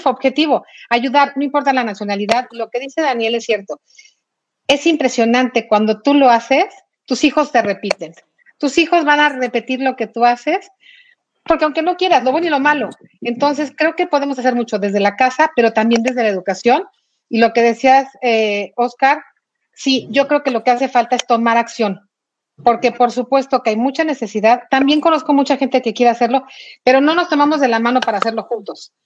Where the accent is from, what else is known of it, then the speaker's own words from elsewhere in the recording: Mexico; moved away as an adult; como mexicana